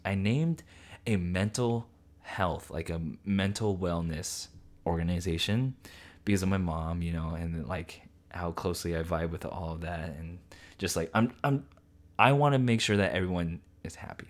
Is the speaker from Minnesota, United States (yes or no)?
no; Central Coast, California, United States; born or raised there